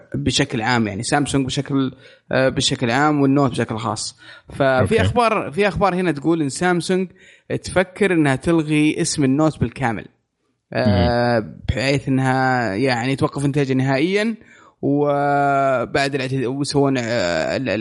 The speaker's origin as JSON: {"language": "Arabic", "country": "Saudi Arabia", "said": "عندنا في السعوديه"}